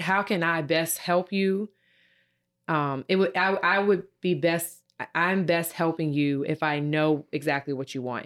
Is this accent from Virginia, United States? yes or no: yes; Virginia, United States; moved away as an adult; now in Ohio, United States; I'm from Virginia, and, uh, when I moved here to Ohio in two thousand eighteen